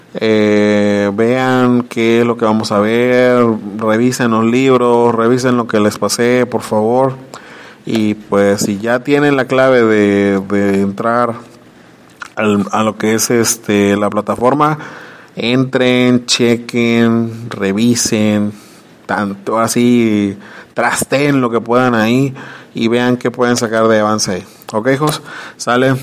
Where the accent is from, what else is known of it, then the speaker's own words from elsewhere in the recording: Mexico; como mexicanos desconocemos nuestras, nuestras costumbres